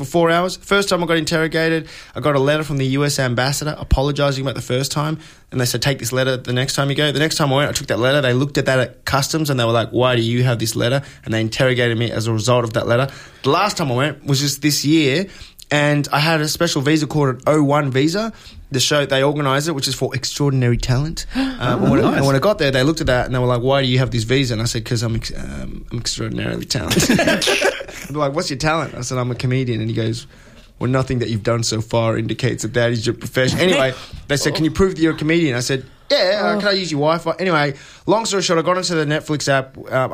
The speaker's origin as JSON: {"language": "English", "country": "Australia", "said": "I'm from Australia"}